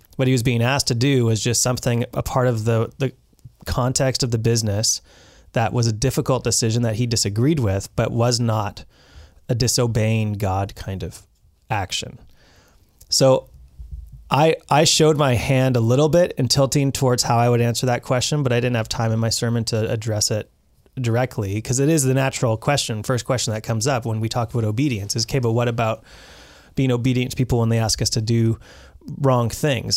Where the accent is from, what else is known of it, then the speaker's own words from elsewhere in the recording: British Columbia, Canada; we as British Columbians